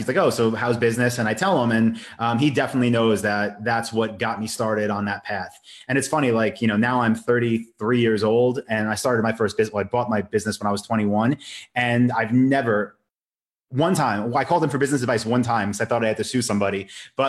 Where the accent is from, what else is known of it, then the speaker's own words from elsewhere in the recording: Long Island, New York, United States; the town I grew up in on Long Island